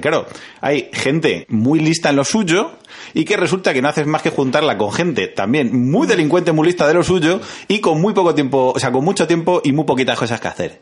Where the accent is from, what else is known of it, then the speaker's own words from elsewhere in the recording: Madrid, Community of Madrid, Spain; nosotros que somos de Villaverde, es que eso lo llevamos en la sangre